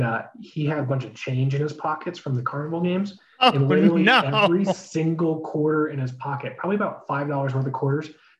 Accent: Orange County, California, United States; now in Colorado, United States; We grew up in Orange County, California

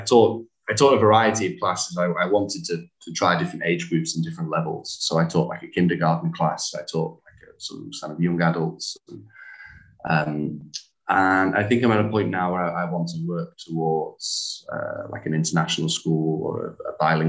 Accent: England, United Kingdom; now in Hanoi, Vietnam; So you're German? And I'm like, oh no, I'm English.

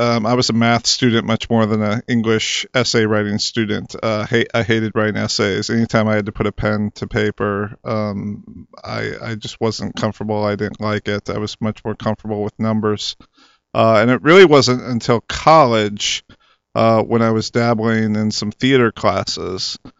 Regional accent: Rockford, Illinois, United States; Yeah, I'm from Rockford, Illinois, so I grew up a Bears fan. Although growing up, I was right near the Wisconsin border

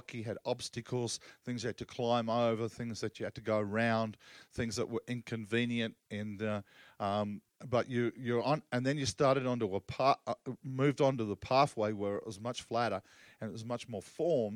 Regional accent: Australia; I'm Aussie

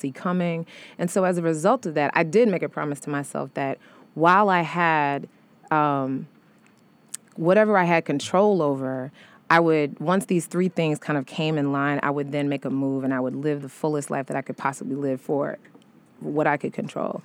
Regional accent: St. Louis, Missouri, United States; moved away as an adult; also born or lived in Chicago; now in New York, United States; I'm from Saint Louis, but I was then living in Chicago

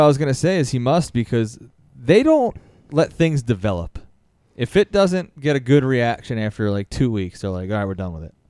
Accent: Philadelphia, Pennsylvania, United States; I'm from Philly, but my neighborhood in, uh, Roxborough

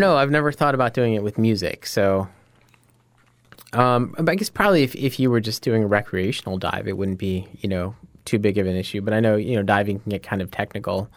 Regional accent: Scranton, Pennsylvania, United States; I'm from Scranton. I, I grew up there

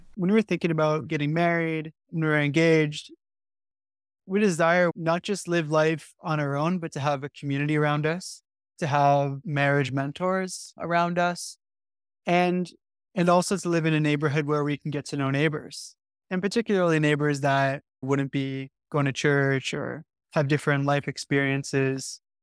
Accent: Canada; now in London, United Kingdom; I was born in a immigrant family from Dutch background. And I grew up in Canada

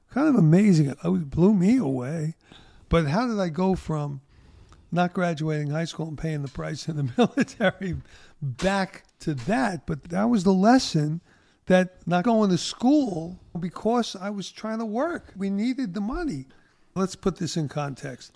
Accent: New York City, New York, United States; growing up in Brooklyn

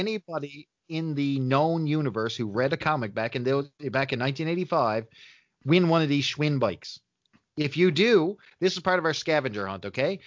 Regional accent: Canada; I'm a Canadian

